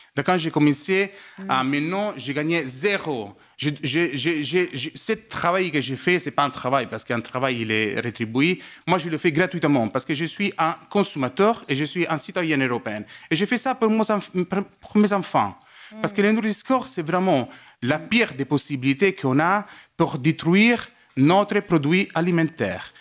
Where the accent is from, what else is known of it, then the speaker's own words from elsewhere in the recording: Italy; French is a second language; je suis italienne